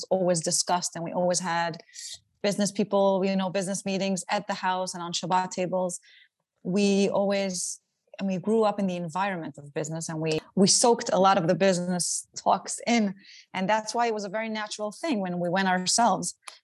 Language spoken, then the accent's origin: English; Israel; moved away as an adult; also born or lived in Antwerp, Belgium; now in New York, United States; I was born in Israel. I grew up there most of my life